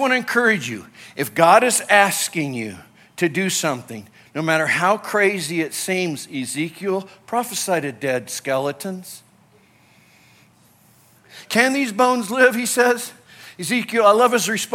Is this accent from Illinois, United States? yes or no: yes; Illinois, United States; also born or lived in California; now in Colorado, United States; I grew up in Illinois